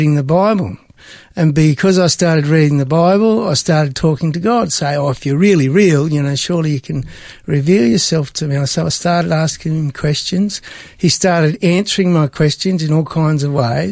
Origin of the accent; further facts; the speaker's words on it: Broken Hill, New South Wales, Australia; moved away as an adult; also born or lived in Sydney / Tasmania; now in Melbourne, Australia; I was born in Sydney, but grew up out in the desert near Broken Hill.